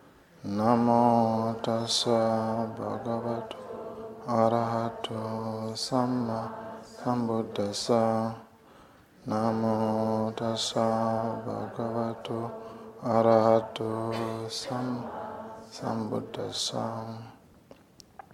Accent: Uganda; I'm from Uganda

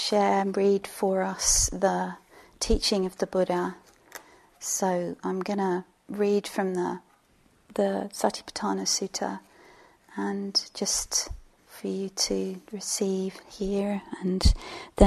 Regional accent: England, United Kingdom; I'm English

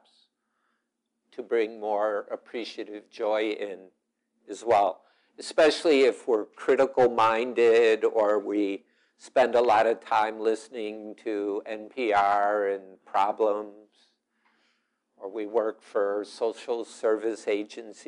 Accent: Chicago, Illinois, United States; now in Wisconsin, United States; I'm from Chicago, and we've got Rahm Emanuel, though I live in Wisconsin

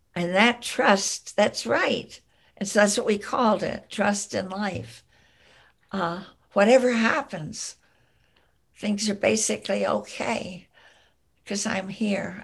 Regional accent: the East, East Coast, United States; moved away as an adult; also born or lived in California; now in Berkeley, United States; I grew up in the East that was very important. I'm a child of the Eastern woodlands.

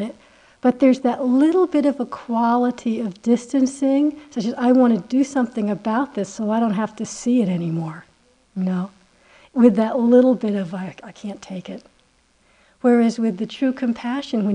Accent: United States; I'm so American, it's unbearable, you know, I could never pass for anything else

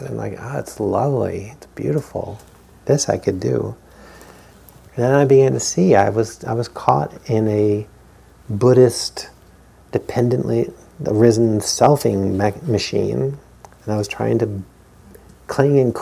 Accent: New England, United States; growing up in New England

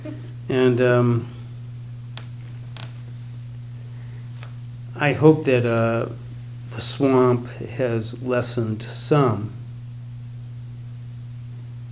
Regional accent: Boston, Massachusetts, United States; growing up in the Boston area

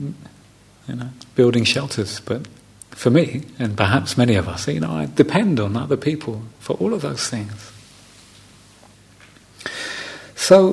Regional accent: London, United Kingdom; first language English; something I would have said growing up in London

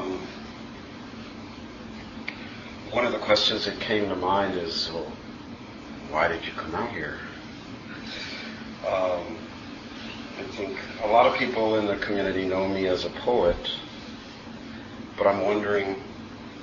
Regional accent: Chicago, Illinois, United States; I was born on the far south side of Chicago in a community called Princeton Park, which was a housing development

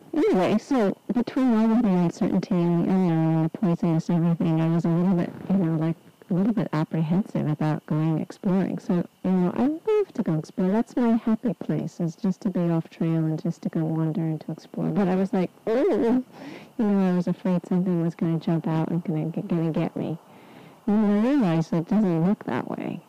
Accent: Southern California, United States; moved away; also born or lived in England; I was born in Southern California, which is a desert

